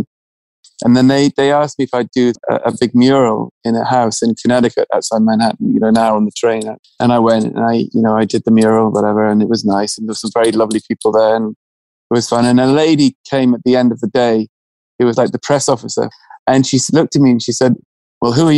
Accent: England, United Kingdom; being English and, you know, educated in a certain way

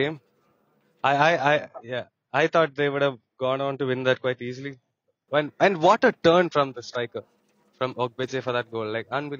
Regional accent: India; as an Indian

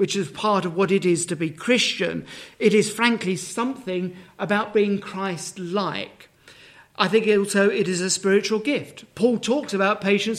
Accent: Dagenham, London, United Kingdom; moved away as an adult; now in Herefordshire, United Kingdom; I was born in Dagenham. I'm not from any rural area whatsoever.

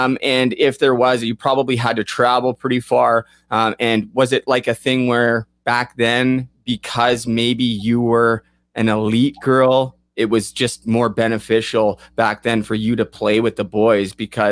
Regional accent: Port Coquitlam, British Columbia, Canada; I'm from Port Coquitlam

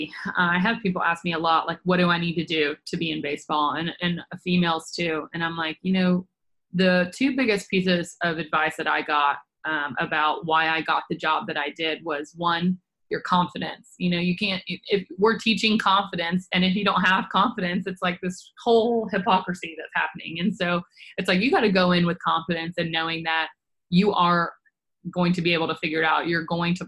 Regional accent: Nashville, Tennessee, United States; originally born and raised in Nashville, Tennessee

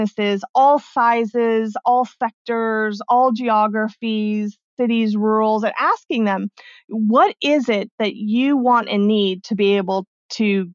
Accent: Arizona, United States; born or raised there; also born or lived in Mexico

